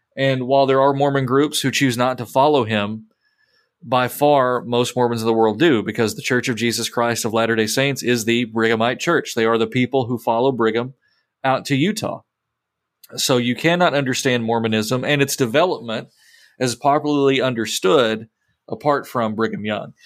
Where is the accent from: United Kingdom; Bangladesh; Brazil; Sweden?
United Kingdom; England; moved away; I'm an English man in the Missouri Synod